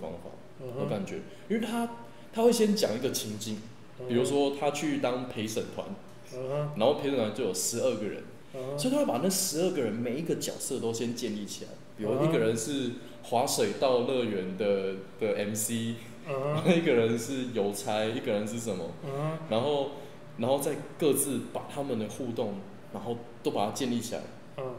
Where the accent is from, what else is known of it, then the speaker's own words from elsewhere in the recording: Douliu, Yunlin County, Taiwan; 因为我老家在斗六。